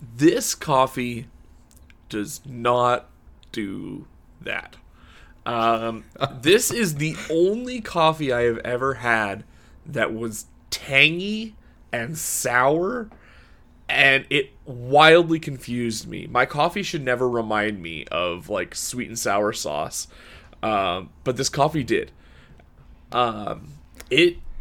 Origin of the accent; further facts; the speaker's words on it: Canada; Canada is not exactly known for our coffee pedigree